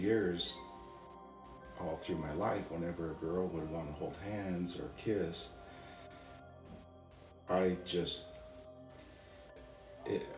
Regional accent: Napa, California, United States; I was born in 1960 in Napa, California, and born into a religion and that just was our whole life

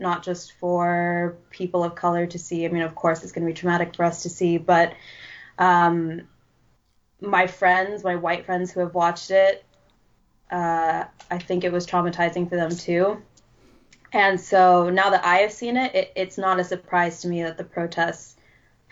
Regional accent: United States; being American

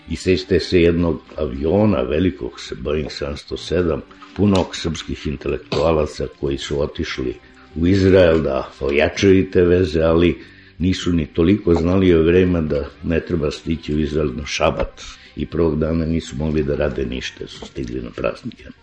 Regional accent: Serbia; mi smo isto Srbi hteli da budemo biblijski narod

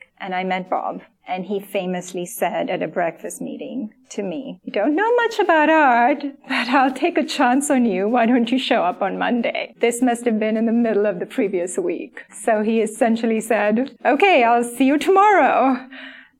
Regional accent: Sri Lanka; moved away; I grew up in Sri Lanka. I don't have much family here.

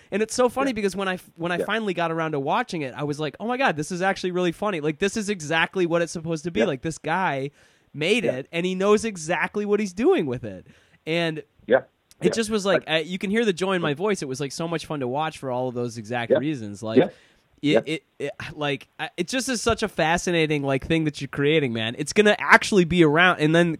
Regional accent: United Kingdom; Yeah, as a British person, being in Los Angeles is like it's like being on another planet.

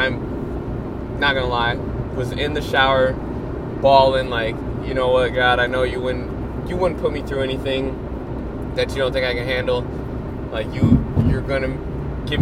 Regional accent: Minneapolis, Minnesota, United States; I'm from Minneapolis, and I'm from Minnesota, so there's a lot of lakes here

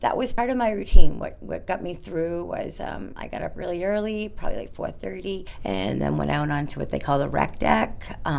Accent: Orange, Massachusetts, United States; I'm from Orange, Massachusetts, yeah.

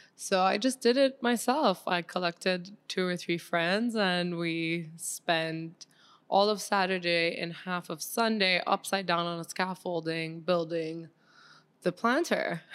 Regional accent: Switzerland; moved away as an adult; now in Miami, United States; I grew up mostly in Switzerland

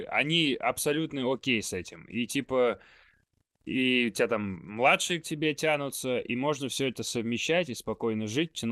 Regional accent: Tolyatti, Samara Oblast, Russia; Я же из Тольятти

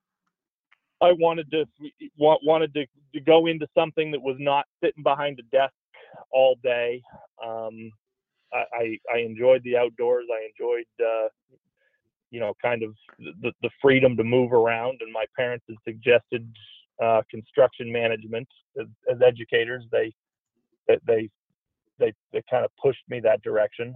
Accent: Louisville, Kentucky, United States; now in Denver, United States; I grew up in Louisville, Kentucky

